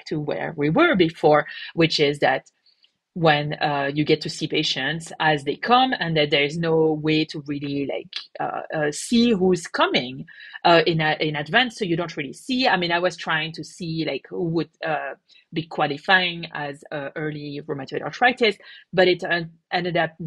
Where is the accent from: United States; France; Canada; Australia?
France; moved away; I come from France.